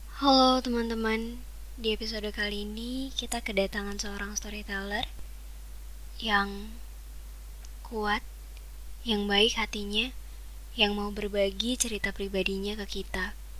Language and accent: Indonesian; Surakarta, Central Java, Indonesia; aku dari Solo